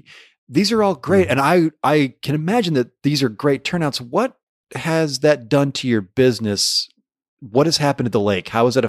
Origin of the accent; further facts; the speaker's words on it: Michigan, United States; still here in the woods, northern woods of my home state of Michigan.